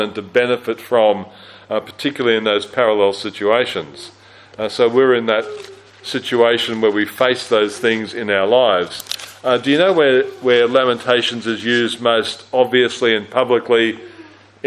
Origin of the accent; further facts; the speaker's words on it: Australia; also born or lived in Christchurch, New Zealand; as an Australian who'd never experienced an earthquake